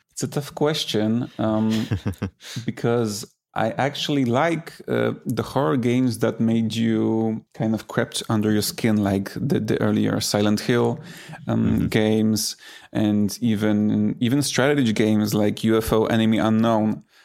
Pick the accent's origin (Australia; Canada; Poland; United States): Poland; I grew up in Poland